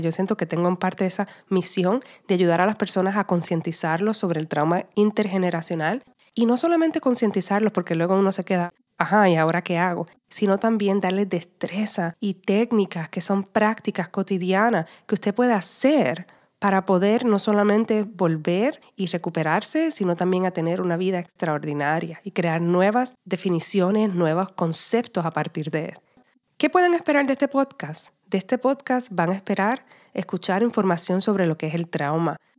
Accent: Puerto Rico; first language Spanish; now in Los Angeles, United States; Nací y me crié en la isla de Puerto Rico y actualmente vivo y trabajo en Los Ángeles.

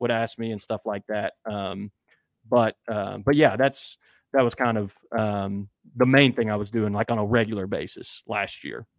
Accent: West Virginia, United States; moved away as an adult; also born or lived in Minnesota; now in Birmingham, United States; I actually am originally from West Virginia and went to college in Minnesota

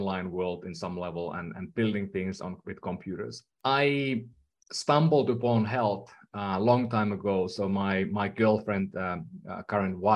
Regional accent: Finland; English is a second language; moved away as an adult; now in California, United States; I'm from Finland. That's the reason why I speak funny at times.

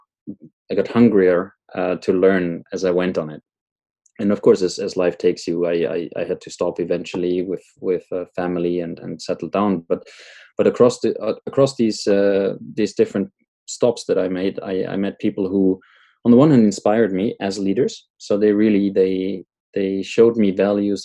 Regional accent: Austria; moved away as an adult; I left my home country, Austria, many years back

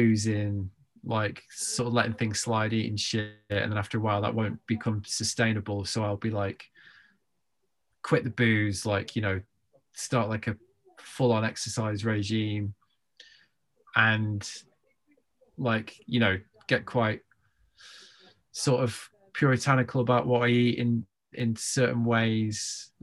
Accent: United Kingdom; I'm British.

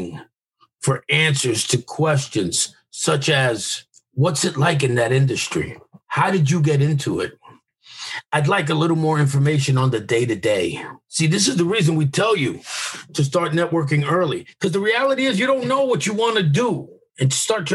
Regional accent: New York, United States; I'm from New York

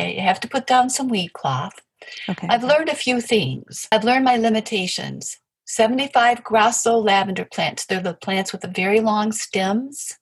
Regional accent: Appalachia, United States; now in Michigan, United States; I come from Appalachia, I come from farm people

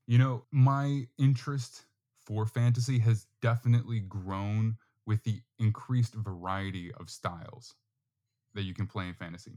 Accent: New York, United States; also born or lived in Florida; now in Texas, United States; I am from New York, not really from New York City per se, but close enough

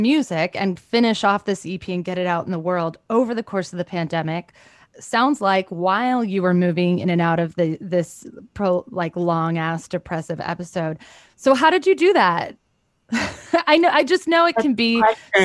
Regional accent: Los Angeles, California, United States; I grew up in Sherman Oaks and I went to Marymount High School

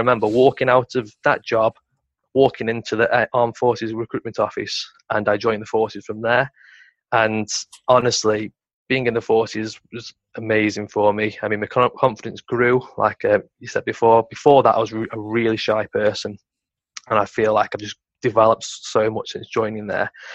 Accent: Stoke-on-Trent, West Midlands, United Kingdom; I'm originally from Stoke on Trent

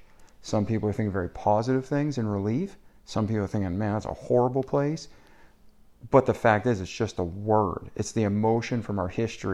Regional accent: New England, United States; No, my family's from Italy. I grew up in America.

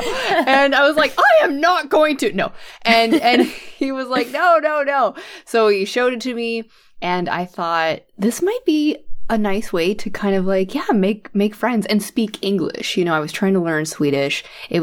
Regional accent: United States; also born or lived in Sweden; I'm American, so I'm living here in the United States

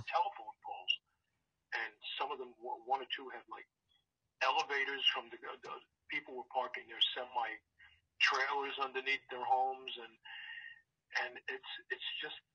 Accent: New York, United States; moved away as an adult; also born or lived in South Florida; now in Los Angeles, United States; growing up in New York

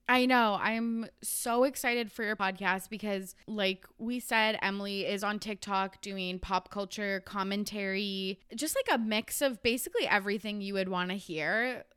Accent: Canada

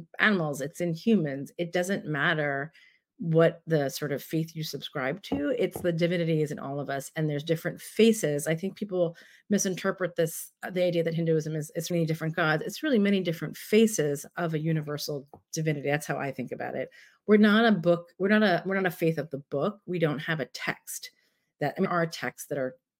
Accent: Bayonne, New Jersey, United States; also born or lived in Staten Island, New York / Sri Lanka (ancestry); now in San Francisco, United States; I grew up in Northeast Jersey in a town called Bayonne

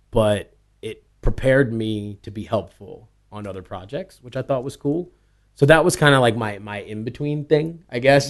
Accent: East Coast, United States; also born or lived in New York; I was born on the West Coast. I grew up on the East Coast

